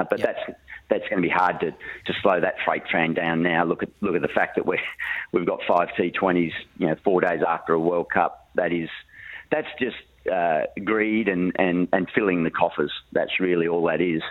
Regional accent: northern New South Wales, Australia; moved away; back in my hometown

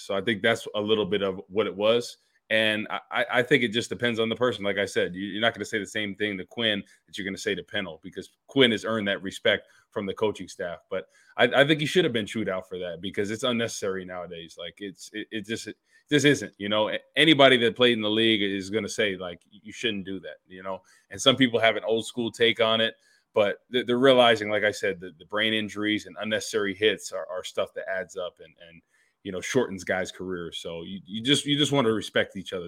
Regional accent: New Jersey, United States; I'm from Jersey

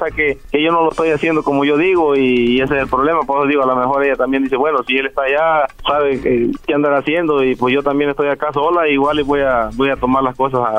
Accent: Jalisco, Mexico; moved away; also born or lived in Guerrero; Ah, nací en Guerrero, me crié en Jalisco, pero nací en Guerrero.

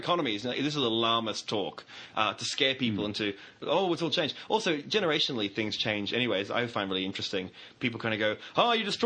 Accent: Australia; as an Australian

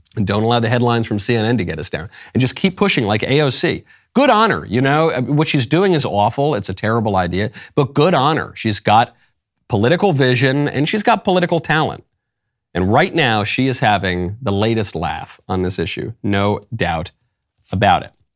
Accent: New York, United States; moved away; also born or lived in Los Angeles; I'm from New York, I went to a very gay university, I lived in L

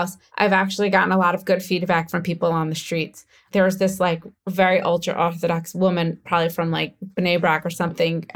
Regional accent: United States; accent: American; now in Israel; I still sound American when I speak Hebrew

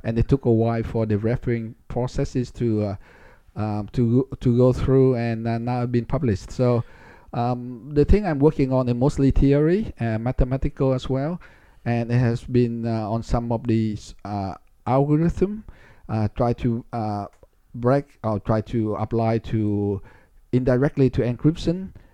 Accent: Ho Chi Minh City, Vietnam; moved away; I was born in Saigon, which is, which was a big city

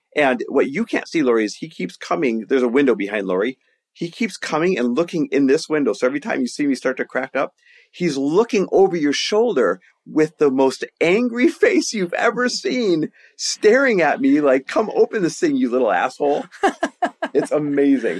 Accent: Green Bay, Wisconsin, United States; moved away; also born or lived in Milwaukee, Wisconsin; I grew up in Green Bay, Wisconsin, Milwaukee, Wisconsin, that area.

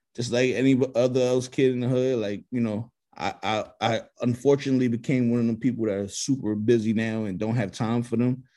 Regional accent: New York, United States; I'm from New York

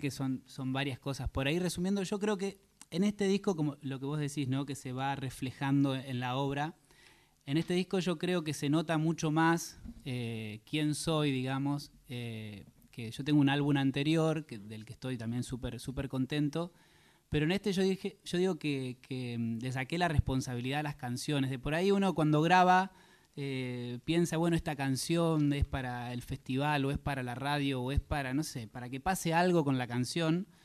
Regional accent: Salto, Buenos Aires Province, Argentina; moved away as an adult; now in Dublin, Ireland; Yo soy de Salto, provincia de Buenos Aires

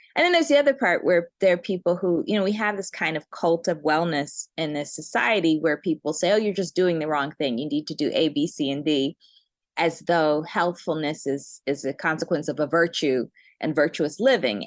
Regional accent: Cambridge, Massachusetts, United States; also born or lived in Birmingham, Alabama / Chicago; I was born in Alabama, but I was raised in Cambridge.

